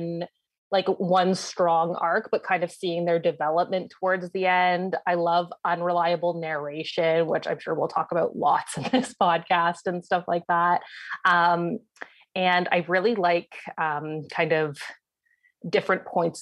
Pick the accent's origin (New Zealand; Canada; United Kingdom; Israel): Canada; London, Ontario; also born or lived in Ottawa; I hail from London, Ontario, which is where I met Meg